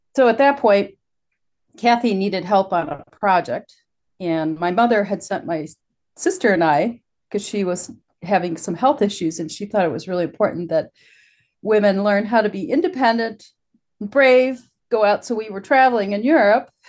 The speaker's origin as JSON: {"language": "English", "region": "Illinois", "country": "United States", "tie": "born or raised there", "also_born_or_lived": "Wisconsin / New York", "moved": "as an adult", "said": "I grew up in Illinois, just close to the Wisconsin border."}